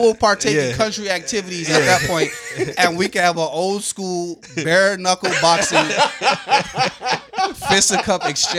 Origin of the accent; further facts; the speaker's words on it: DMV, Washington metropolitan area, United States; moved away; I am a DMV native.